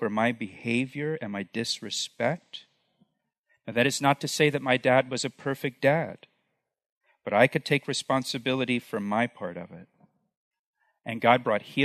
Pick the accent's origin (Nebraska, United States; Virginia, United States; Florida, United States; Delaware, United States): Florida, United States; when I was a kid growing up in Florida, we lived right along the Florida-Alabama Gulf Coast